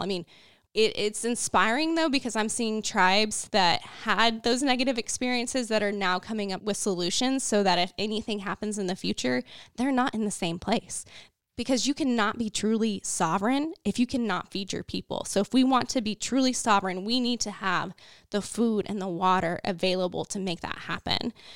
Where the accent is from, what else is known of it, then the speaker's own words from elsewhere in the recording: Waynoka, Oklahoma, United States; now in Shawnee, United States; And I grew up in Northwest Oklahoma, in Winoka, Oklahoma, on a farm